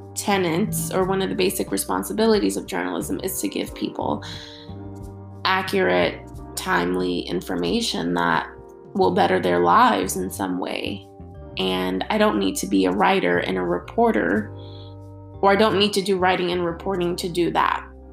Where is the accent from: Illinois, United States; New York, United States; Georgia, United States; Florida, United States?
New York, United States; New York City; growing up in New York City is is truly a blessing